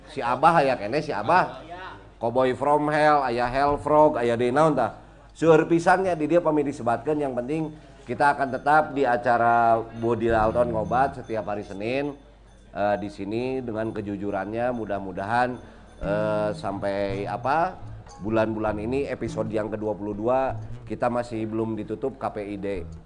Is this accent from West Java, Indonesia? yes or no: yes; West Java, Indonesia; tapi karena saya orang Sunda, kita punya alat berkomunikasi